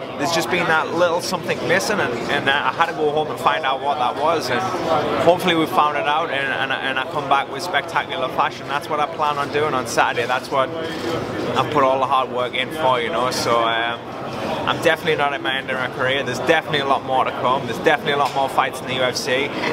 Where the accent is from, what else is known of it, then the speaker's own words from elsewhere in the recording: England, United Kingdom; I'm from England